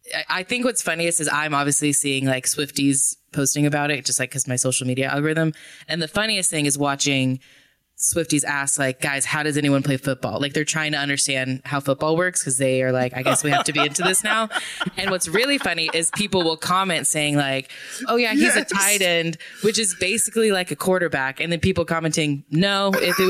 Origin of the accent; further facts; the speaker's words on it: Dallas, Texas, United States; I grew up in Dallas